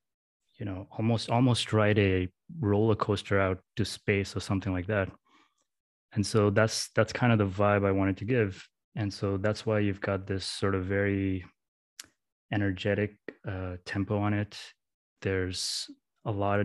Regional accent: Mesaieed, Qatar; I grew up in Qatar in the Middle East in a small town called Masaid.

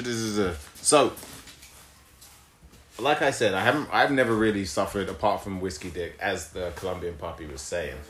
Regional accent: England, United Kingdom; I'm from England, but I'm Nigerian.

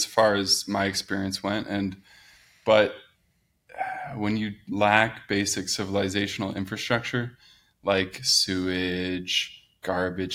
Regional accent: Southern California, United States; I grew up in Southern California

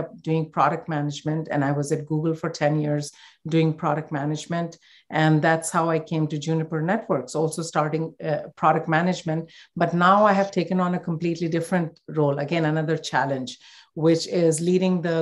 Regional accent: India; growing up in India

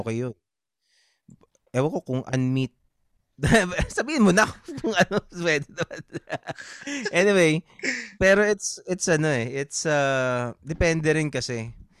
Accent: Rizal, Calabarzon, Philippines; also born or lived in Las Piñas; ako taga San Pablo ako eh. Mm. Na Rizal Laguna pero kapitbahay namin yung San Pablo

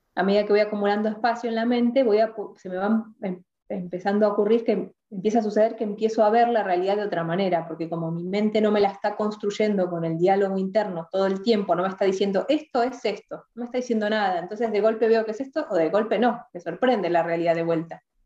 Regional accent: Argentina; crecí acá en Argentina

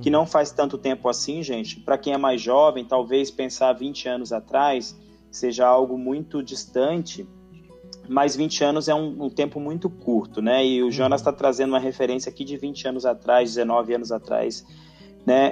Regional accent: Rio de Janeiro, Brazil; now in São Paulo, Brazil; eu sou do, do Rio de Janeiro, né? Uhum. E estou em São Paulo desde de 1996

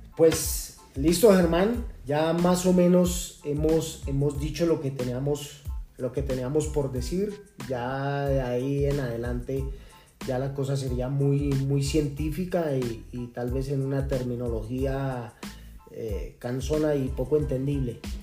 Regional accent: Colombia

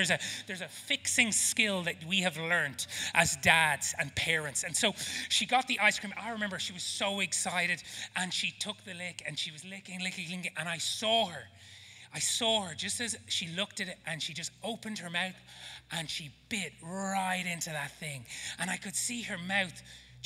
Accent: Ireland; accent: Irish; now in South Africa; my Irish accent

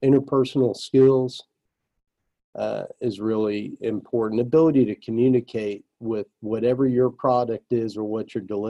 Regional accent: New Jersey, United States; I grew up in New Jersey

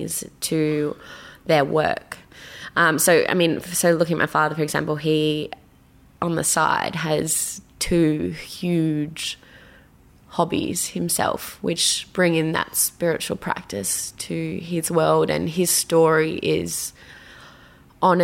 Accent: Ireland; I am Irish

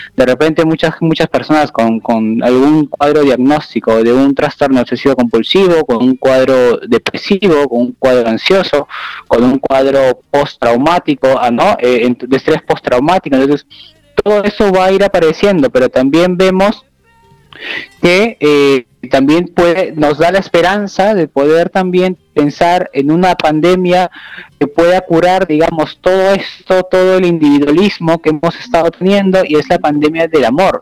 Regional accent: Peru; como nosotros decimos aquí en Perú

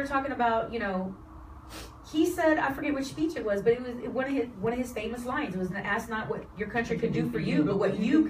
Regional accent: Houston, Texas, United States; I was born and raised in Houston

